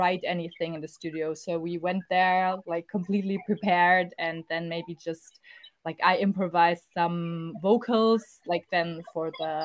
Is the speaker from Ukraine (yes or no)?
no; Stuttgart, Baden-Württemberg, Germany; we are from Stuttgart, which is in the south of Germany